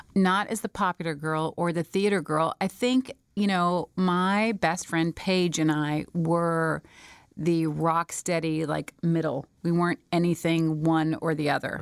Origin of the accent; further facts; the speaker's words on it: Smyrna, Georgia, United States; I was born and raised in Smyrna, Georgia